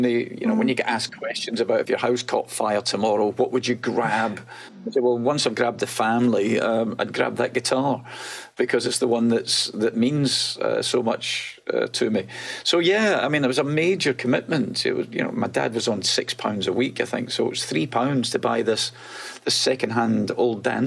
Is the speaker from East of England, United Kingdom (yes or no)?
no; Glasgow, Scotland, United Kingdom; moved away as an adult; also born or lived in London; I was born in a tenement slum on the outskirts of Glasgow, a one bedroom flat, no heating